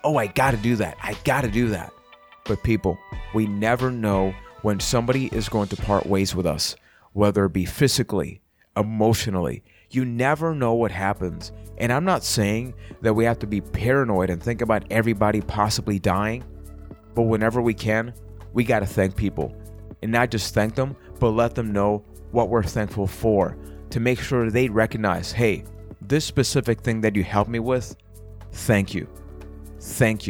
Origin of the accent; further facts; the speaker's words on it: Puerto Rico; I am from Puerto Rico